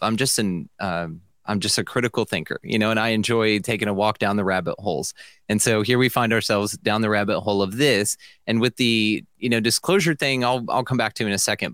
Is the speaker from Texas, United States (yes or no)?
yes; Millsap, Texas, United States; I'm a podcaster from Millsap, Texas